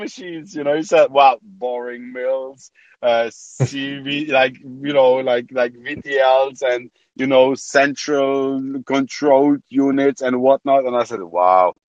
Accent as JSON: {"language": "English", "country": "Germany", "tie": "born or raised there", "also_born_or_lived": "Poland / United Kingdom / Saudi Arabia", "moved": "as an adult", "lives_now": "Amsterdam, Netherlands", "said": "So I was born in Poland. I moved to Germany when I was six. Grew up in Germany"}